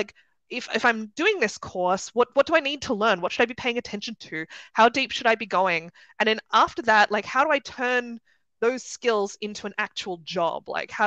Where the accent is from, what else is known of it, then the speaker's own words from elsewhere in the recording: Sydney, New South Wales, Australia; moved away as an adult; now in Germany; I'm from Sydney originally, you might be able to tell from the accent.